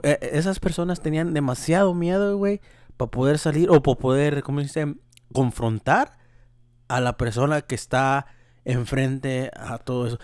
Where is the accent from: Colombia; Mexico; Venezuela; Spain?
Mexico; moved away; yo soy mexicano